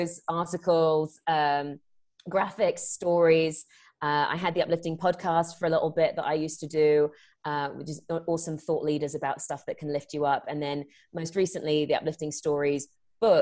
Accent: England, United Kingdom; moved away as an adult; now in United States; I'm born and raised in England. I live out in the US now. I came out here for acting.

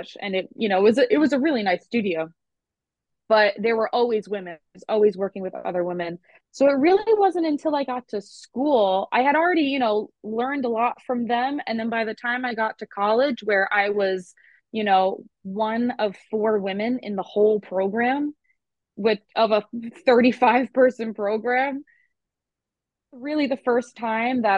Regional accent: Long Island, New York, United States; if you can hear my accent at all, you know that I'm not from the South and I am from Long Island

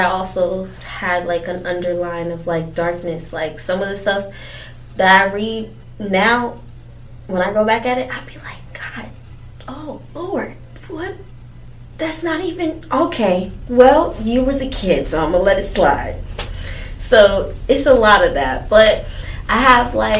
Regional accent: Charlotte, North Carolina, United States

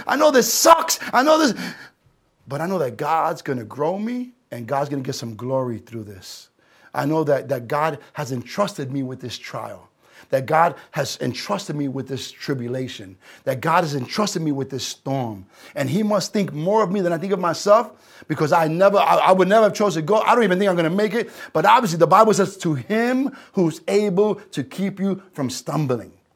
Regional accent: New York City, New York, United States; I'm a New Yorker

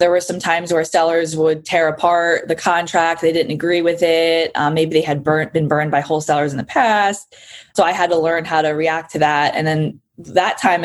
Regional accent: New Jersey, United States; moved away as an adult; now in Arizona, United States; So I'm from South Jersey, a small town in South Jersey. And I actually just recently moved to Arizona

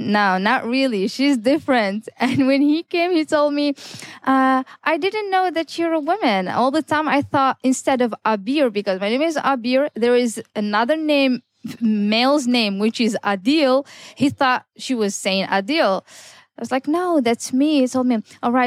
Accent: Tetouan, Tanger-Tetouan-Al Hoceima, Morocco; also born or lived in Amsterdam, Netherlands; I am the only certified female tour guide here in my hometown, Tetouan

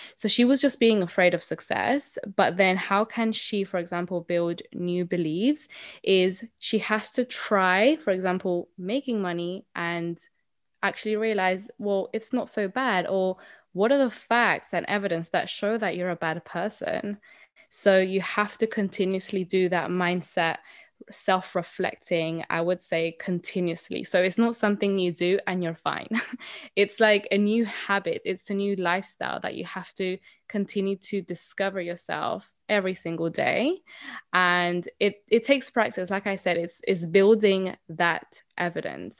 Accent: Colombia; now in United Kingdom; So I am originally from Colombia, um, but I have been living here in the U K for a very long time

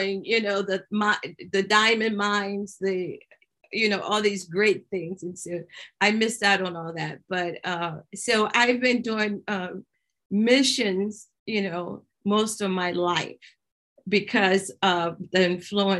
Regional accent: Philadelphia, Pennsylvania, United States; I grew up in the Philadelphia area

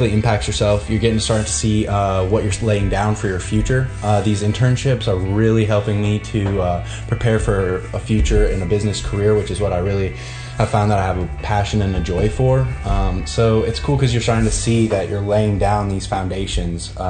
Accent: United States; being an American

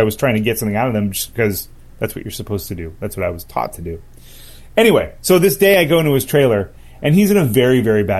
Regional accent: Los Angeles, California, United States; I was born and raised in Los Angeles

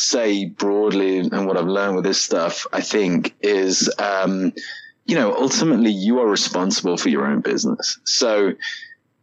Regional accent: United Kingdom; moved away as an adult; now in United States; I'm also British

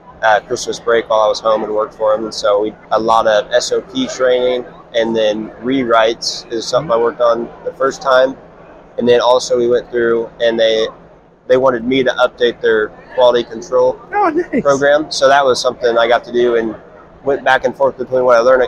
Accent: Indiana, United States; moved away as an adult; now in Kansas, United States; I'm from Indiana

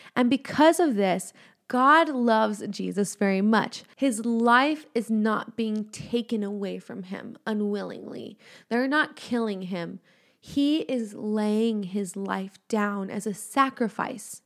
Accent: Los Angeles County, California, United States; I am from Los Angeles County.

